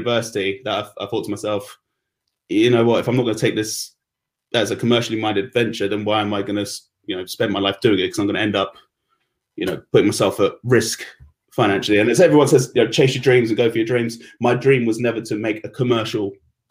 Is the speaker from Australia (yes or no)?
no; London, United Kingdom; I was actually born and raised at Sutton